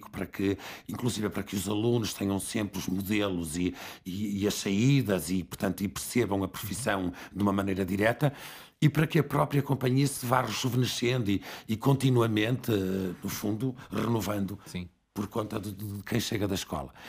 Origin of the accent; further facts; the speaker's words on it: Barcelos, Braga, Portugal; eu vim para o Porto, venho de Barcelos, venho para o Porto